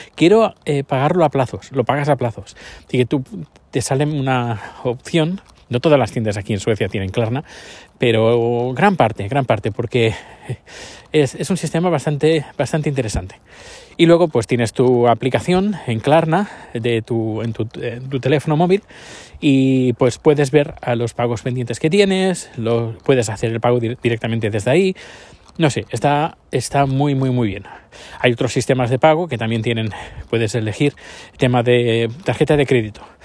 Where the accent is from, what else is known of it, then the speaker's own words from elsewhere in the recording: Spain; moved away as an adult; now in Sweden; cuando salí de España